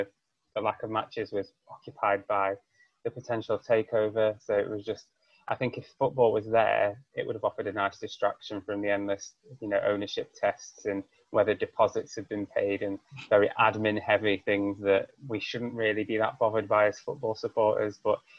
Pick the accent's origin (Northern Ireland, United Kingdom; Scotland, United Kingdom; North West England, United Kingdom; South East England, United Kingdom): North West England, United Kingdom; Preston; also born or lived in Salford; I grew up in Preston, which is obviously 200 or so miles away from Newcastle.